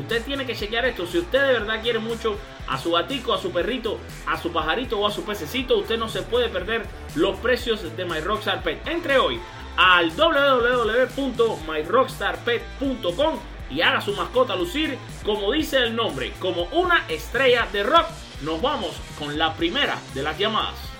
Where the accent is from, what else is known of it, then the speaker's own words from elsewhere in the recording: Matanzas, Cuba; cubano como yo, sino que también es matancero como yo, de mi, de mi pueblo, de mi ciudad, Matanzas.